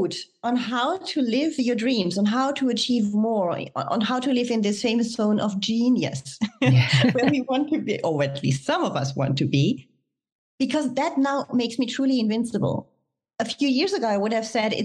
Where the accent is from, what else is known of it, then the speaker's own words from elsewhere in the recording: Germany; moved away as an adult; also born or lived in France; I was born and raised in Germany